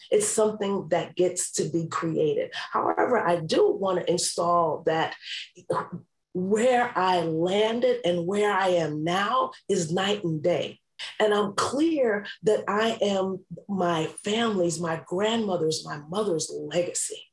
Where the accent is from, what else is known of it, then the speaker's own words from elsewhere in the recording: New York City, New York, United States; I grew up in New York City